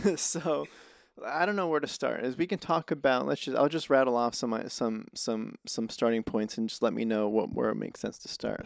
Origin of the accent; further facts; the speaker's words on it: Reno, Nevada, United States; moved away as an adult; now in Los Angeles, United States; I'm from Reno, Nevada, so I didn't, I didn't come too far. I've been here, like, three years